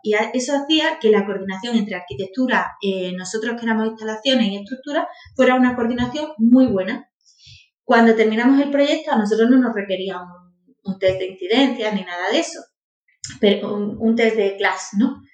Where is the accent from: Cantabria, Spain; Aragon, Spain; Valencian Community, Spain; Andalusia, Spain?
Andalusia, Spain; Priego de Córdoba; moved away as an adult; now in Málaga, Spain; yo soy natural de Priego de Córdoba. Viví allí hasta los dieciocho años, luego me vine y ya soy malagueña